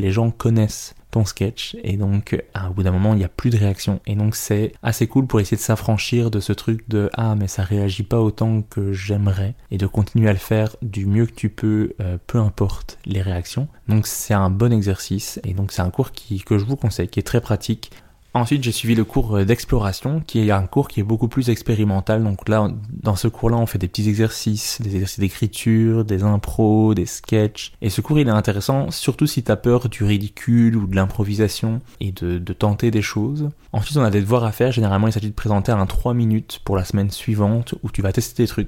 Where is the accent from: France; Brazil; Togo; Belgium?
Belgium; now in Montreal, Canada; je suis à Montréal pour deux semaines, je viens de Belgique, j'aimerais beaucoup jouer.